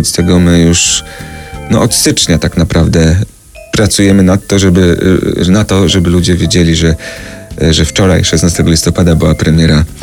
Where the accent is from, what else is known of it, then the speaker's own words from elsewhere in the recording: Radom, Masovian Voivodeship, Poland; My obaj jesteśmy z Radomia